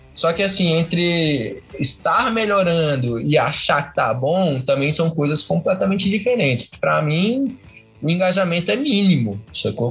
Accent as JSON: {"language": "Portuguese", "town": "Curitiba", "region": "Paraná", "country": "Brazil", "said": "eu sou aqui de Curitiba, Paraná"}